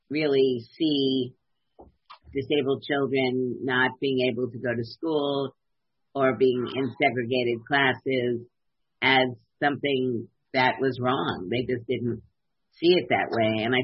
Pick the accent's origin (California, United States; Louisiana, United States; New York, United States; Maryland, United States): New York, United States; New York City; I grew up in Brooklyn